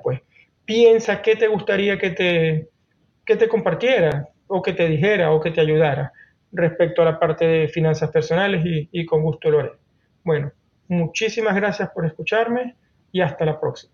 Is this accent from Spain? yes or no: no; Venezuela; moved away as an adult; now in Norway; primero en Venezuela, que es el país de donde vengo, y los últimos 11 años aquí en Noruega